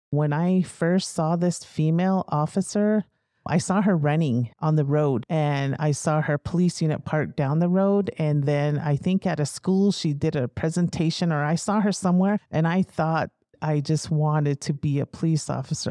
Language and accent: English; United States; moved away as an adult; also born or lived in North Dakota; now in New Mexico, United States; I grew up on the Navajo Reservation with my mother's side of the family